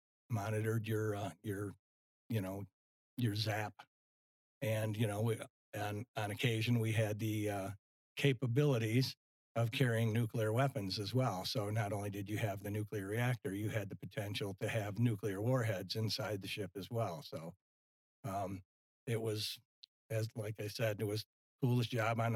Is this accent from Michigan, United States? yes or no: yes; Livonia, Michigan, United States; moved away as an adult; also born or lived in Detroit, Michigan; now in Pine Island, United States; Born and raised in Livonia, Michigan